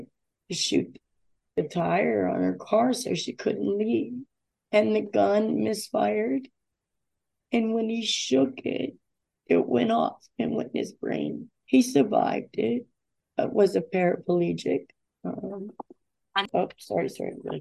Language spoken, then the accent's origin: English; Davie, Florida, United States; I'm born and raised in Davie, Florida